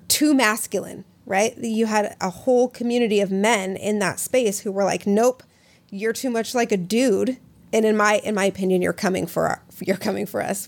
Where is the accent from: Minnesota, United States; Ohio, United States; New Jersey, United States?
Minnesota, United States; I grew up in Minnesota